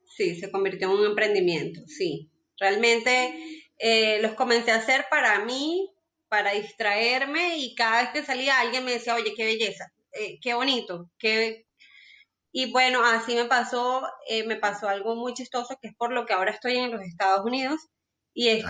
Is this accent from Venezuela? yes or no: yes; Venezuela; moved away as an adult; now in Colombia; yo soy venezolana y pues, como la historia de muchos de nosotros venezolanos, emigré a Colombia